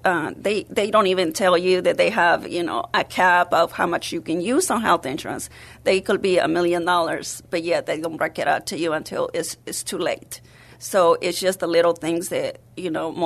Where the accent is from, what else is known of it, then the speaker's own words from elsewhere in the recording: North Carolina, United States; English is a second language; moved away as an adult; also born or lived in Mexico; now in San Antonio, United States; I'm from Mexico, but was raised in North Carolina